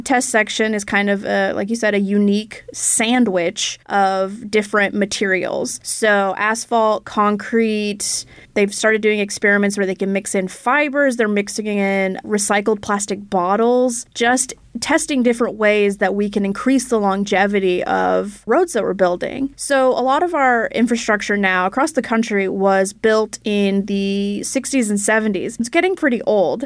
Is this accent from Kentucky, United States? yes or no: no; Idaho, United States; now in Minnesota, United States; my home state of Idaho